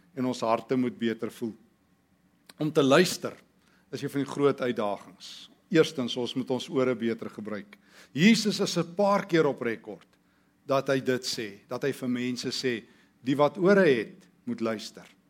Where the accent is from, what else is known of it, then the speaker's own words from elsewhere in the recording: South Africa; in die tyd toe ons groot geword het in Suid-Afrika